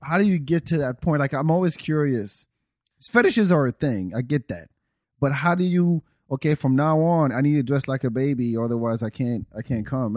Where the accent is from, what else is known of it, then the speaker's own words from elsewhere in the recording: Senegal; now in United States; I am from Senegal, but my family is from Guinea, which is right next door.